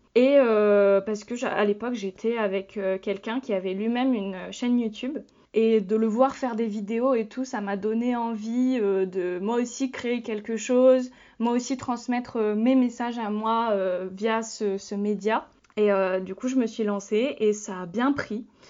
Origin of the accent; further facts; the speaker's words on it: France; je suis née en France, donc je suis française